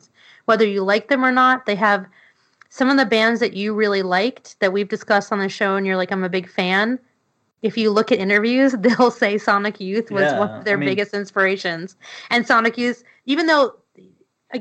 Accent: New York City, New York, United States; I grew up in New York City

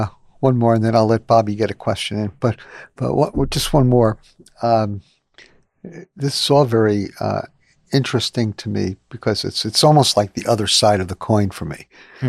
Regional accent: New York City, New York, United States; and a serious Christian, I would have said, what planet are you from? You know, I never met anybody like that as a growing up in New York.

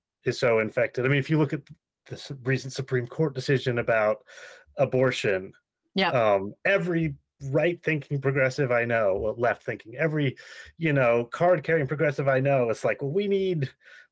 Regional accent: United States; as an American

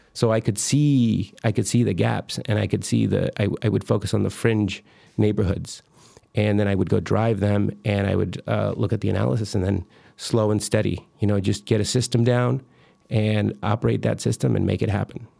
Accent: Michoacán, Mexico; moved away; I'm from Michoacan. I was born in Michoacan, Mexico

